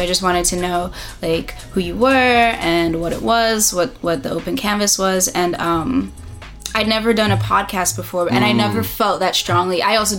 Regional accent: Long Island, New York, United States; also born or lived in Brooklyn; I'm from Long Island, New York. I was born in the city, but I am Long Island at heart, suburban kid. And I moved around a lot, but New York was always home.

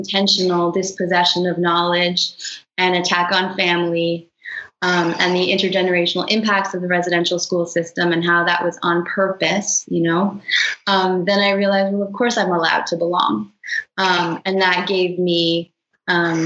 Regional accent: Toronto, Ontario, Canada; now in Brooklyn, United States; I grew up in Toronto

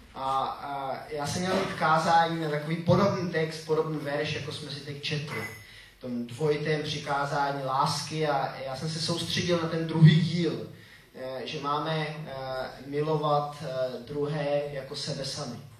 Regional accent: Czechia; also born or lived in Switzerland; jsem Čech

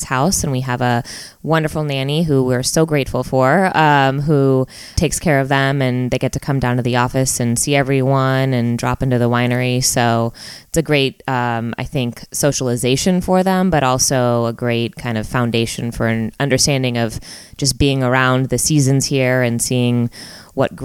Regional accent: Lafayette, California, United States; also born or lived in Berkeley, California; now in Napa, United States; I was born in Berkeley, California, and grew up in Lafayette, which is also in the East Bay area

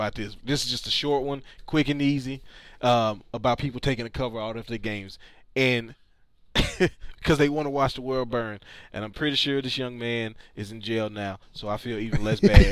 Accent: Illinois, United States; I'm from Illinois.

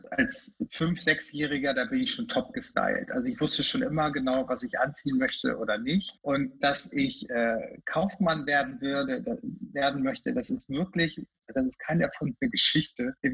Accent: Lüneburg, Lower Saxony, Germany; now in Hamburg, Germany; ich bin ja in, der, in Lüneburg groß geworden, das ist ja auch keine große Stadt

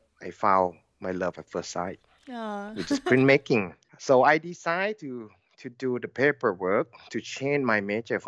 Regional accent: Lampang, Thailand; English is a second language; moved away as an adult; also born or lived in Sydney, Australia; now in Chiang Mai, Thailand; I born in Lampang, which is my hometown over there, about 100 kilometers from Chiang Mai. And never left Lampang until I have to get to study art

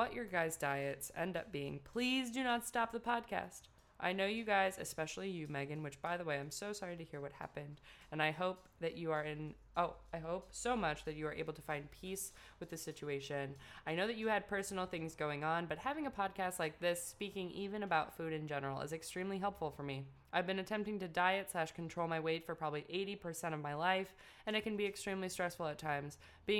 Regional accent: Ohio, United States; Like you guys, I'm from the Midwest, Ohio.

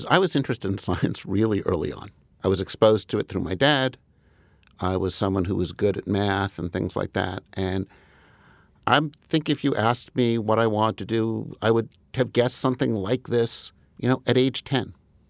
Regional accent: Commack, New York, United States; I grew up in Commack initially, which is one part of Huntington.

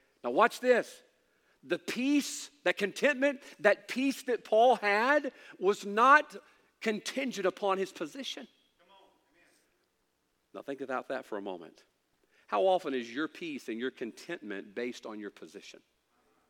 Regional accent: Mississippi, United States; I know we're from Mississippi

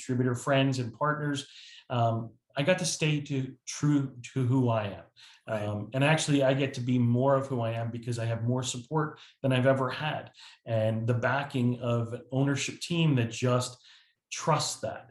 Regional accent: New Jersey, United States; moved away as an adult; now in South Carolina, United States; I moved from New Jersey, which has been my lifelong home, yeah, 2 years ago, to South Carolina, which I live in paradise now.

